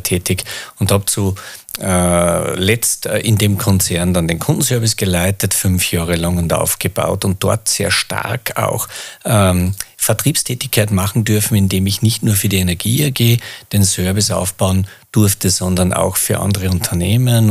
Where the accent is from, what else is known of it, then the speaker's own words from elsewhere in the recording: Mühlviertel, Upper Austria, Austria; Bin ein Mühviertler, komme äh, da runter